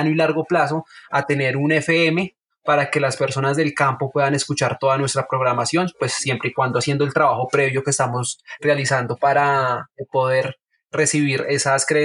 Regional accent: Oaxaca, Mexico; un público totalmente oaxaquense y pues yo también eh, soy, de Oaxaca.

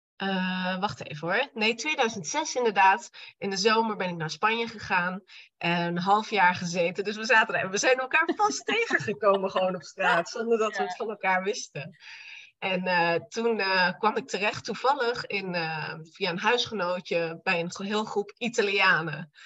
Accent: Apeldoorn, Gelderland, Netherlands; also born or lived in Barcelona; now in Arnhem, Netherlands; Ik kom eigenlijk uit Apeldoorn

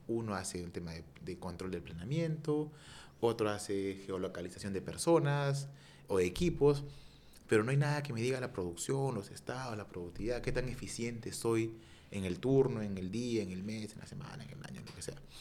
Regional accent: Peru; somos peruanos

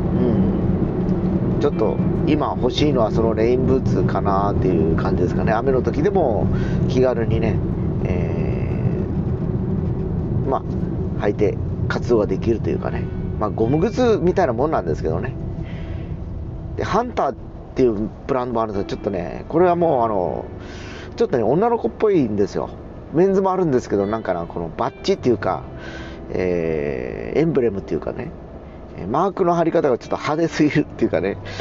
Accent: Fukuoka, Japan; 福岡市に住んでた人間なんでね。しかもあの、福岡城から西側に住んでた子供なんで

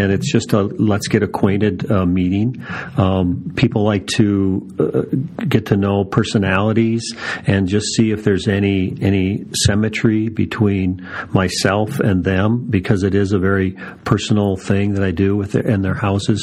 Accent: Minnesota, United States; now in Phoenix, United States; I'm from Minnesota

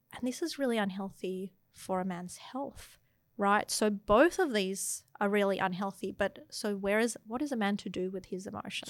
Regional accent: Melbourne, Victoria, Australia; moved away as an adult; also born or lived in London; now in Sydney, Australia; I grew up in Melbourne after living in London

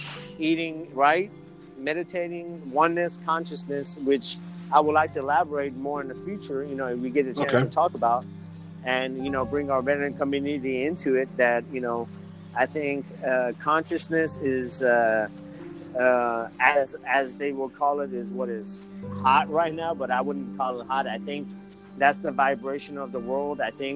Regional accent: Iran; So I was born in Iran. We have everything. We have Christianity. We believe in Jesus, but as a prophet when I was growing up.

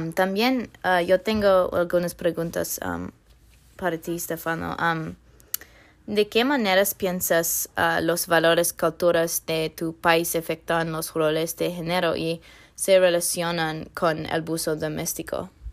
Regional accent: Northern Virginia, United States; Spanish is a second language; Soy del norte de Virginia, fuera del Distrito de Columbia

